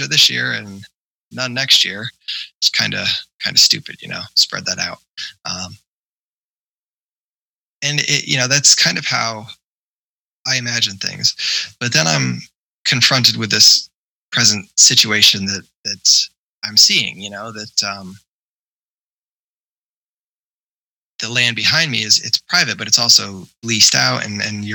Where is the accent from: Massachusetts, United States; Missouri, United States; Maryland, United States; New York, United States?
New York, United States; growing up in New York